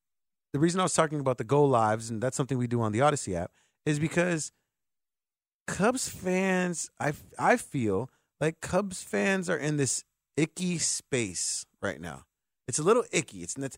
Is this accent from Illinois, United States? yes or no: yes; Chicago, Illinois, United States; I say that as a Sox fan, but I say that as a Chicagoan.